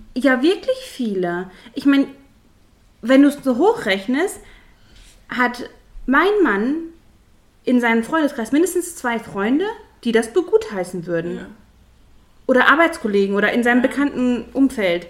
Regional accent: Ruhr area, North Rhine-Westphalia, Germany; hier bei uns im Pott

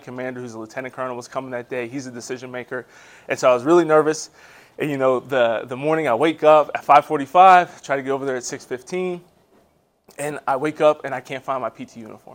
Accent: Harrisburg, Pennsylvania, United States; moved away as an adult; also born or lived in Maryland / Georgia / North Carolina; I was born and raised in Harrisburg, Pennsylvania

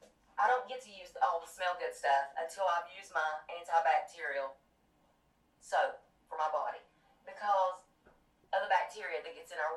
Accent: Kentucky, United States; I'm from Martin County, Kentucky.

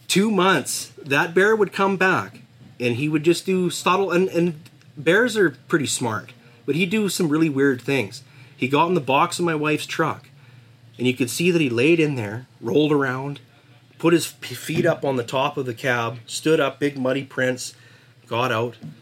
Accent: Pouce Coupe / Puggins Mountain area, British Columbia, Canada; growing up in Puggins Mountain, we'd always see grizzly tracks in the spring

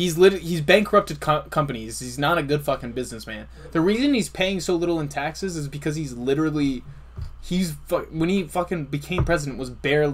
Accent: South Africa; I'm from South Africa.

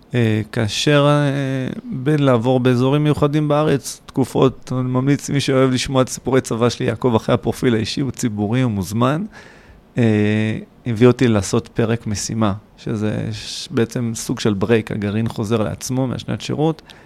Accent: Kfar Saba, Central District, Israel; also born or lived in Hod HaSharon; now in Beersheba, Israel; נולדתי להוד השרון, אבל זה עד גיל ארבע. ובארבע היה פשוט לחצות את הכביש לעיר כפר סבא ליד. אה, שם היה רוב הנעורים

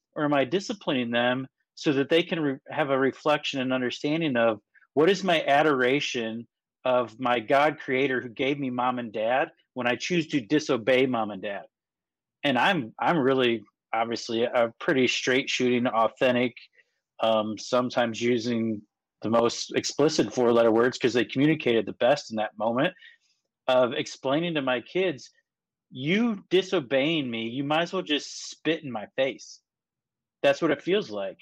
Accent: Kentucky, United States; I grew up in Kentucky.

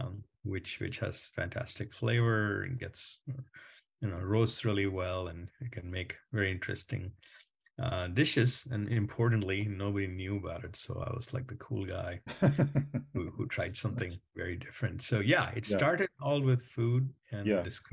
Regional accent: India; moved away as an adult; I grew up in India and came here to do my master's when I was 22.

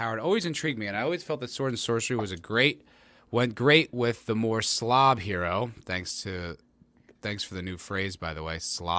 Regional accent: South Africa; I'm from South Africa, so I might be a little biased

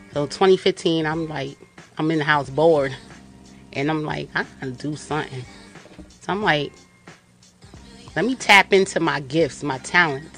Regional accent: Yonkers, New York, United States; I'm from Yonkers, New York.

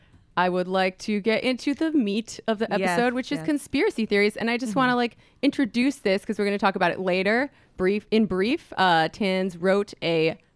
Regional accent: Connecticut, United States; I'm from Connecticut.

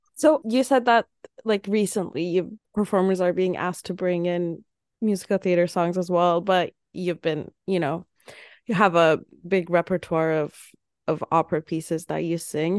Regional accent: Turkey; moved away; my home city that I'm from, it's not even, like, I'm not from Istanbul. It's not that big of a city

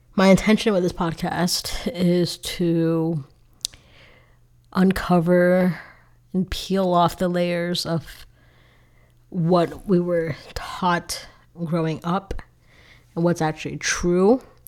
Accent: South Florida, United States; I grew up in South Florida.

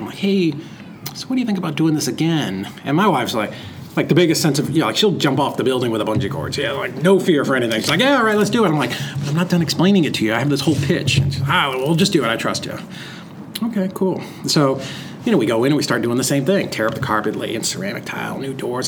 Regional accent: Lowell, Massachusetts, United States; I grew up in Boston. Uh, kind of at the in, in Massachusetts, um, right outside of Lowell, Mass

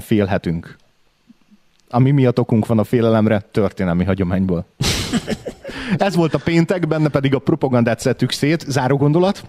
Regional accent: Hungary; Mi egyszerűen fiatalok vagyunk itt

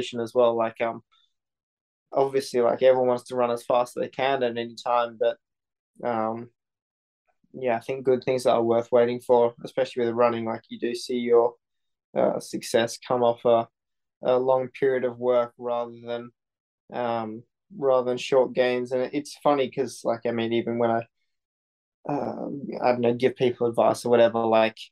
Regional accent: Sydney, New South Wales, Australia; moved away as an adult; also born or lived in New York; growing up in Sydney in a good school

